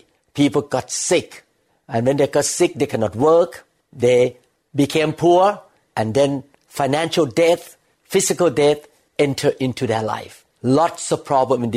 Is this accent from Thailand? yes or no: yes; Thailand; the society that I grew up with in Thailand